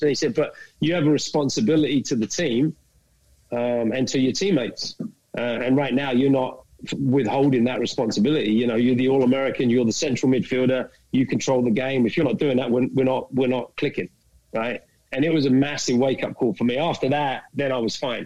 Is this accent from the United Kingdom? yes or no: yes; London, United Kingdom; moved away as an adult; also born or lived in Dallas, United States; now in Kansas, United States; I'm, from England originally. I grew up in London